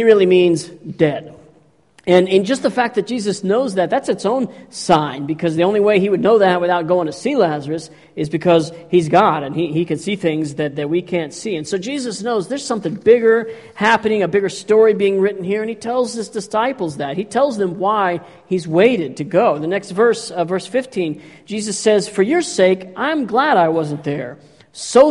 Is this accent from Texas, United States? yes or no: yes; Texas, United States; I grew up in Texas.